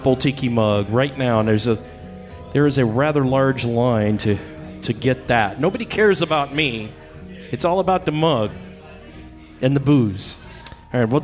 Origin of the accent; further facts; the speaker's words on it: San Diego, California, United States; I grew up in San Diego. It's my hometown